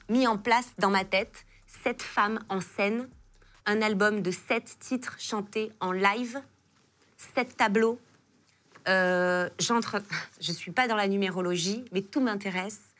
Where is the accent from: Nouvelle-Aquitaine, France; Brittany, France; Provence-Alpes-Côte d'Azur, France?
Provence-Alpes-Côte d'Azur, France; Marseille; moved away as an adult; also born or lived in Paris; je suis marseillaise